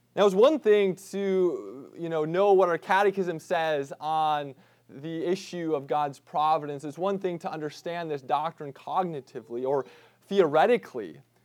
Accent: Midwest, United States; growing up in the Midwest

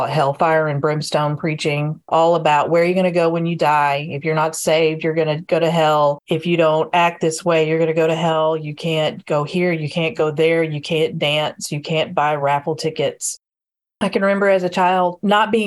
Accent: Arkansas, United States; I'm from Arkansas all my life

